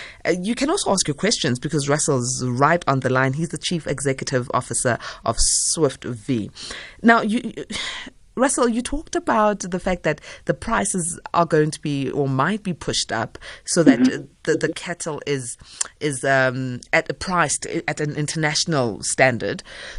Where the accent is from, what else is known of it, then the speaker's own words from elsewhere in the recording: South Africa; but then I, as a South African, will opt out.